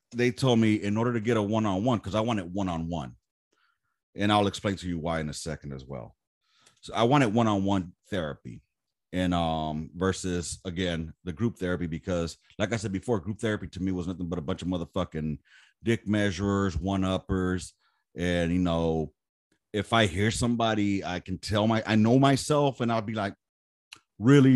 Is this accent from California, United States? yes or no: yes; Los Angeles, California, United States; Born and raised in South Central